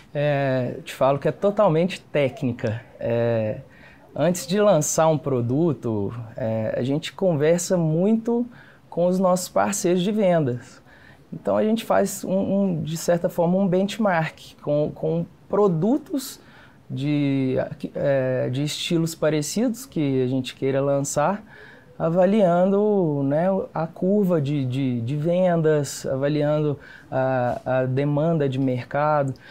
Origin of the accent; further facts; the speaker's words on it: Campo Belo, Minas Gerais, Brazil; now in Belo Horizonte, Brazil; Sou do interior, sou de Campo Belo, interior de Minas